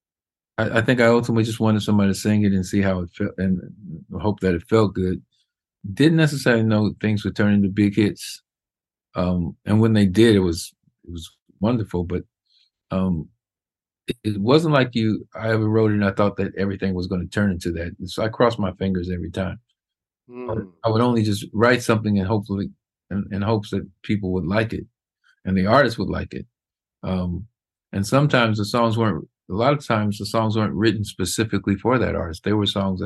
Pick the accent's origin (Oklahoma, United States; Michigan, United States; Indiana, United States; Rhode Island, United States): Indiana, United States; Indianapolis; Indianapolis was a kind of a big small town. And it was great growing up there